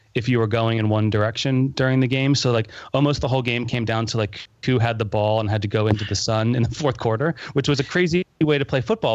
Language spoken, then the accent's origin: English; Philadelphia, Pennsylvania, United States; I'm from Philadelphia, so as an Eagles fan